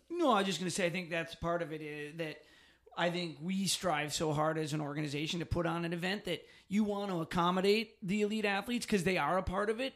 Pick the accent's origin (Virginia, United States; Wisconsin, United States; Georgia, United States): Wisconsin, United States; Phillips; moved away as an adult; was originally from Phillips